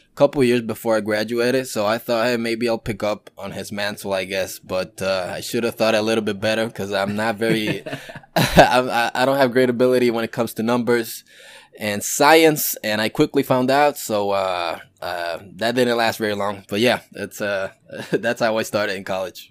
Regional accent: Yauco, Puerto Rico; moved away as an adult; also born or lived in Guayama, Puerto Rico / New Jersey / New York City; I'm from Yauco, Puerto Rico. It's a small town in the island, southwest. left there, uh, since I was a baby up until I was fourteen

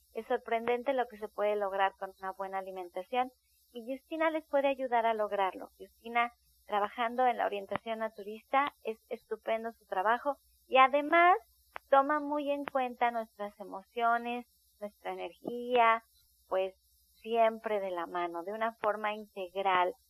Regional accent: Mexico; nosotros como mexicanos

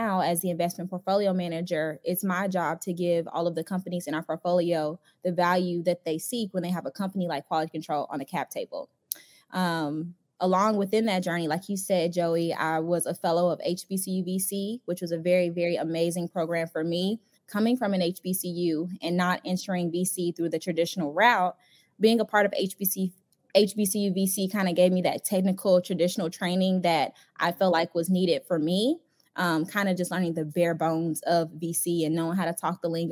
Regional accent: Chicago, Illinois, United States; moved away as an adult; now in Atlanta, United States; I'm originally from Chicago, born and raised. I transplanted to Atlanta to attend Spelman College

